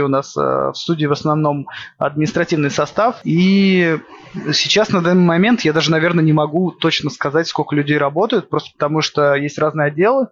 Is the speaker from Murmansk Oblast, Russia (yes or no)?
yes; by the White Sea, Murmansk Oblast, Russia; Я не из Питера. Я прикидываюсь интеллигентом питерским. Я с севера. Откуда? Я с, э, с Мурманской области. С, э, у Белого моря живу. Помор. Родился